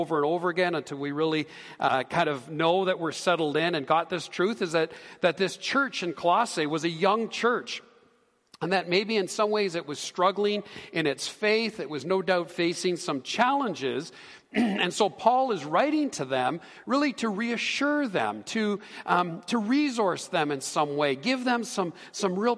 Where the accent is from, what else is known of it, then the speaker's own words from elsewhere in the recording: Canada; we're Canadian